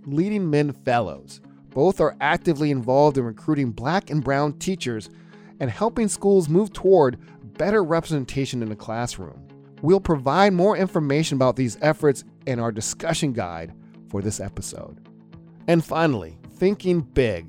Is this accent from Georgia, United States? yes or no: yes; Atlanta, Georgia, United States; I'm from Atlanta